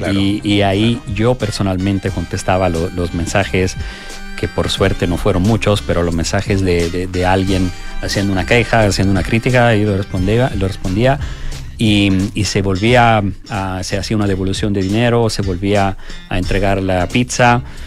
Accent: Italy; moved away; yo que soy italiano

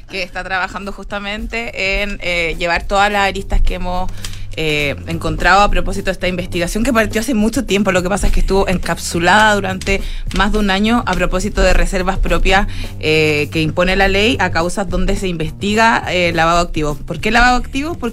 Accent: Vitacura, Santiago Metropolitan Region, Chile; Vitacura tiene como una especie de halo de gente que nos conocemos todos y nos queremos porque somos de Vitacura.

